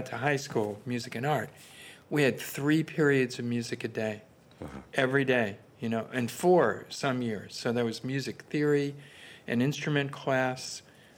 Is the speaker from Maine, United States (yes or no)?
no; New York City, New York, United States; I was growing up in the Bronx